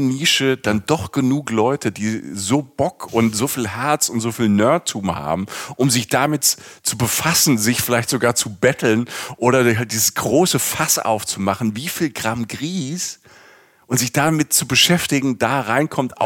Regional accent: Rhineland-Palatinate, Germany; ich komme aus der Pfalz, ich komme vom Land

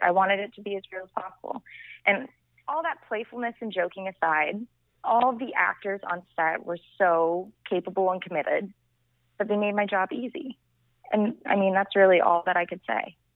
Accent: Vero Beach, Florida, United States; moved away as an adult; also born or lived in Miami, Florida; now in Los Angeles, United States; I'm from Vero Beach, Florida, which is uh, like a small island town off the east coast of Florida

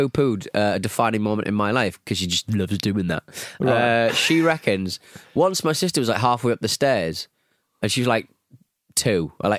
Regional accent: Cleveland, Ohio, United States; I grew up in Cleveland, Ohio.

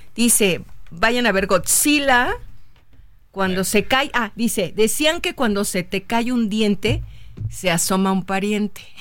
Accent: Mexico City, Mexico; Yo soy mexicana nacida en la Ciudad de México

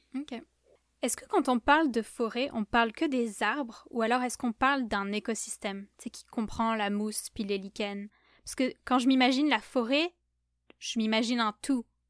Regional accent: southern France, France; moved away; je viens du sud de la France

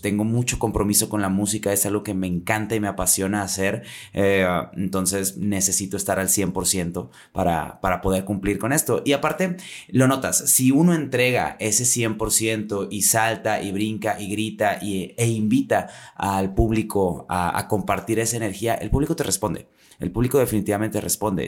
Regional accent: Monterrey, Nuevo León, Mexico; yo sí vengo de un poquito más lejos, desde la Sultana del Norte

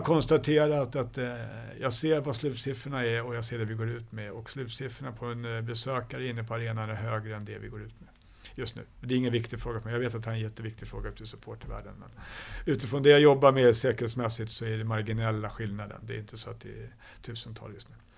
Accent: Stockholm, Stockholm County, Sweden; jag är uppvuxen i Stockholm

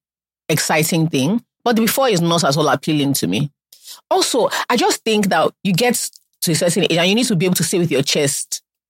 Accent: Ilesha, Osun, Nigeria; I'm from Ilesha

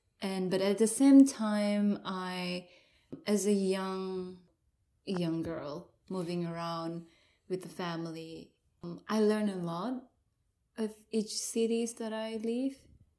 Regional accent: Sabah, Malaysia; So where I, my hometown is at the north of Borneo, which is Sabah.

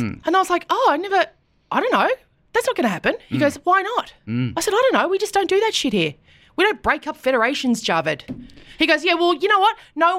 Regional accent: Queensland, Australia; now in Melbourne, Australia; I grew up in Queensland

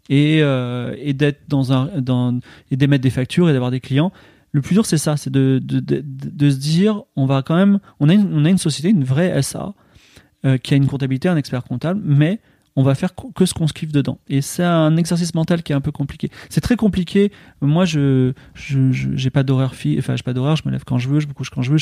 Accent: Lille, Hauts-de-France, France; Ah moi je suis lillois, donc, moi je suis

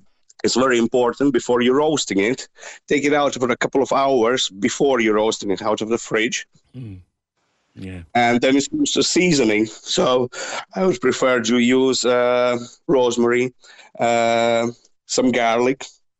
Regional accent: Latvia; now in Ireland; Originally, I'm from Latvia

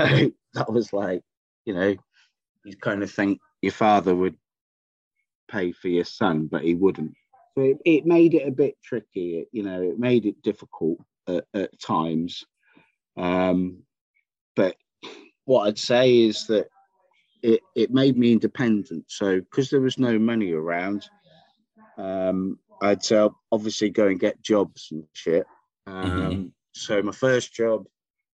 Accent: Wells, South West England, United Kingdom; also born or lived in Bristol; So I got born in Bristol. And then I grew up in Somerset, in a small town called Wells.

